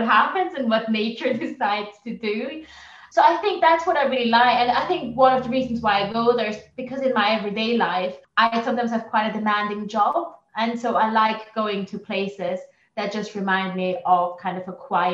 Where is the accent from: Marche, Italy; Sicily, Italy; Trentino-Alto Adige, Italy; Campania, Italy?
Trentino-Alto Adige, Italy; German-speaking region of northern Italy; first language German; English is a second language; moved away; also born or lived in Ireland; I grew up in Italy, but then I moved to three different countries